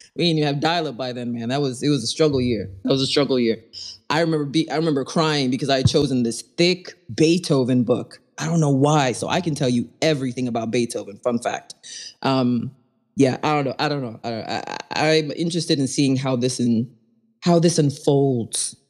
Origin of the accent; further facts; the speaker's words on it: East Coast, United States; I grew up on the East Coast